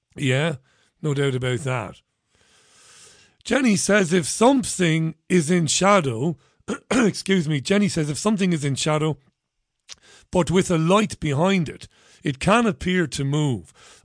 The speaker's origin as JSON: {"language": "English", "town": "Waterford", "region": "County Waterford", "country": "Ireland", "said": "I went to my church in Saint Saviour's in Ballybeg"}